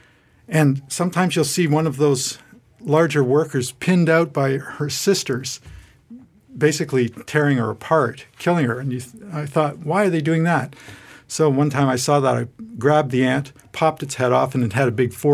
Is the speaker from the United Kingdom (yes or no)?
no; Toronto, Ontario, Canada; I grew up in Toronto, Canada.